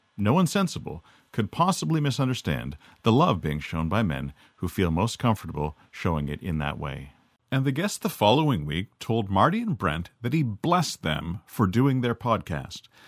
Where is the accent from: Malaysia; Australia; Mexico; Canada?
Canada; I'm Canadian. So we grew up speaking American even more fluently than we grew up speaking French.